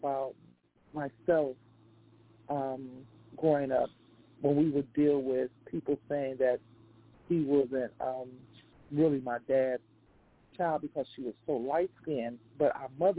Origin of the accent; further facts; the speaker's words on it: Chicago, Illinois, United States; also born or lived in Englewood, Chicago; we was born in Eaglewood, but we was raised up on the west side, so I guess we had the best in both of best of each world in the city of Chicago